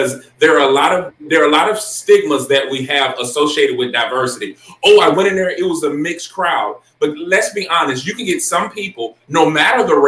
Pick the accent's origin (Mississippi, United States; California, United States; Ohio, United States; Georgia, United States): Georgia, United States; Augusta; I am from Augusta, Georgia.